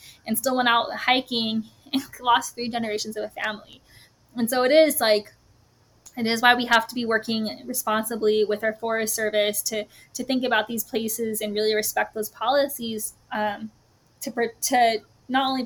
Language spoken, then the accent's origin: English; New Mexico, United States; I grew up in New Mexico. It's always going to be my home